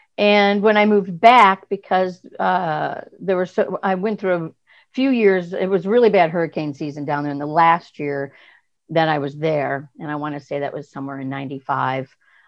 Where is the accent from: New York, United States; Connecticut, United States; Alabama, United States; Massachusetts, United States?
Connecticut, United States; also born or lived in Michigan / Savannah, Georgia; now in Gulfport, United States; I was born in Michigan and I was raised in Connecticut. And then I moved to Savannah in 1989. And that's where I feel like I did a lot of my growing up.